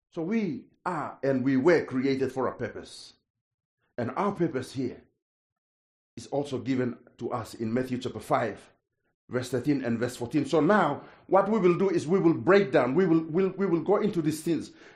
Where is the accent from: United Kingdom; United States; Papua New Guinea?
Papua New Guinea; English is a second language; I'm from Papua New Guinea